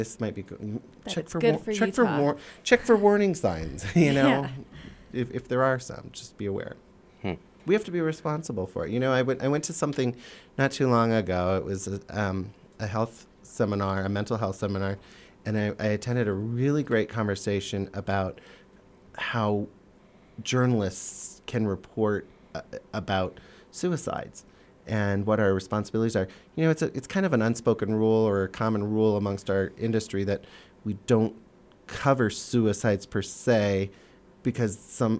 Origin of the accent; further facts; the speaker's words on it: Minnesota, United States; moved away; I grew up in Minnesota